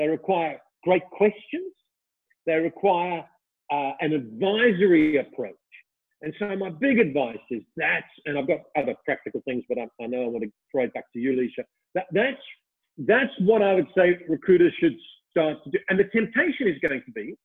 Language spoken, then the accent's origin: English; Australia; I was from Australia